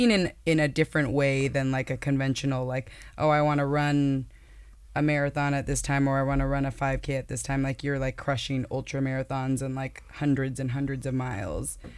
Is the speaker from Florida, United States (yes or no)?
yes; Palm Bay, Florida, United States; I'm from Palm Bay, Florida.